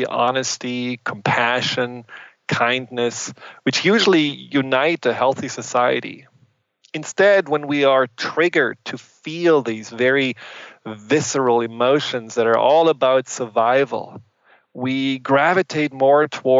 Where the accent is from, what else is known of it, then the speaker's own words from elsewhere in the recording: Germany; accent: German; English is a second language; moved away; I'm German, and I grew up in Germany